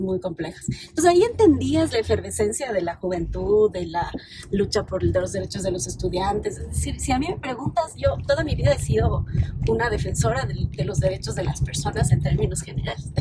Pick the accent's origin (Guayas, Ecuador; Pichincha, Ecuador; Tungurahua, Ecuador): Pichincha, Ecuador; Quito; also born or lived in Lago Agrio (Nueva Loja), Sucumbíos; Y llegué a Quito cuando tenía 6 años